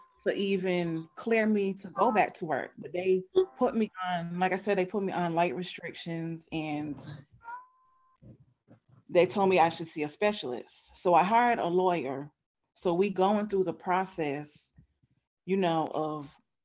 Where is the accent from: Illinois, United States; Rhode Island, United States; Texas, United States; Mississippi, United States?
Rhode Island, United States; now in Atlanta, United States; I'm from Rhode Island, but I live in Georgia now